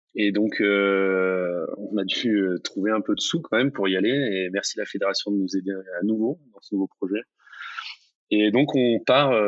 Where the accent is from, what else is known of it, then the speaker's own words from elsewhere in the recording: near Marseille, Mediterranean coast, Provence-Alpes-Côte d'Azur, France; c'est un plan d'eau qui est pas loin de là où j'ai grandi. C'est la, même mer, hein, c'est la Méditerranée, c'est le même Mistral